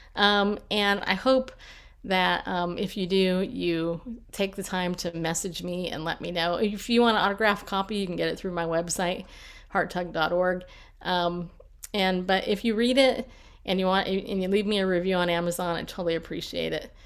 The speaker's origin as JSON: {"language": "English", "region": "California", "country": "United States", "tie": "born or raised there", "also_born_or_lived": "New York", "moved": "yes", "lives_now": "Tennessee, United States", "said": "I grew up in California"}